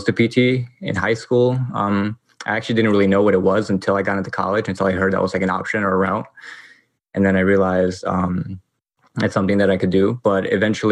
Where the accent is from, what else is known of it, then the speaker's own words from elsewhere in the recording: New York City, New York, United States; I grew up here